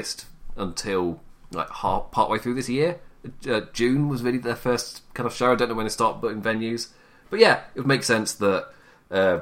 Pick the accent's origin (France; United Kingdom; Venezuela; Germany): United Kingdom; England; me being English